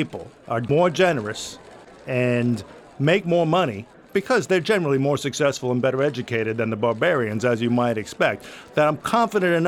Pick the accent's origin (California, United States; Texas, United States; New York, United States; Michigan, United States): New York, United States; Long Island; I'm an Irish kid from Long Island